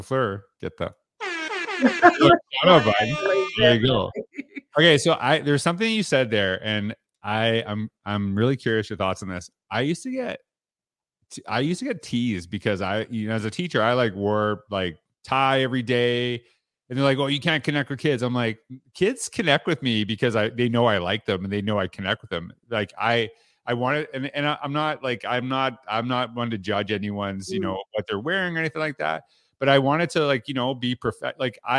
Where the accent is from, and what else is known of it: Canada; born or raised there